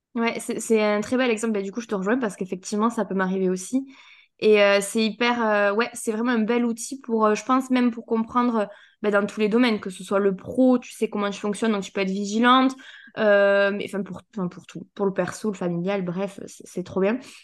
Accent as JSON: {"language": "French", "region": "south of France", "country": "France", "accent": "accent du sud", "said": "j'ai toujours mon accent du sud"}